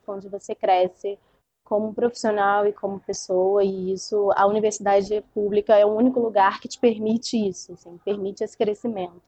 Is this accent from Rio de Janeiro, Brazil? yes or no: yes; Rio de Janeiro, Brazil; eu sou do Rio e aqui estou em Minas